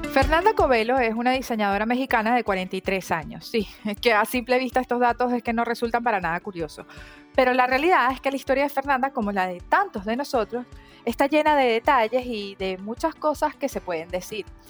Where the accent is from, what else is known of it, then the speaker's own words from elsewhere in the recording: Venezuela; yo soy de Venezuela